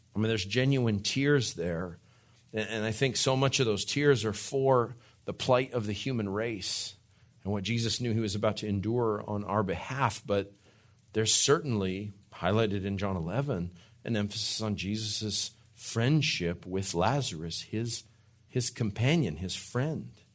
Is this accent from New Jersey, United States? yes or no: no; New Mexico, United States; moved away; I'm from New Mexico